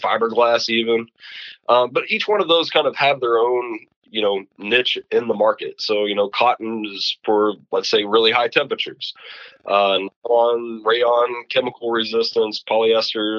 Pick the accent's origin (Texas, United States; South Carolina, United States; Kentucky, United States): Kentucky, United States; where I grew up was in Kentucky next to the carbon plant for Calgon